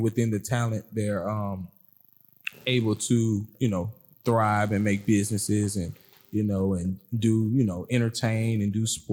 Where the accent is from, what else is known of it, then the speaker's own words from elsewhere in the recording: Stone Mountain, Georgia, United States; I'm from Stone Mountain, Georgia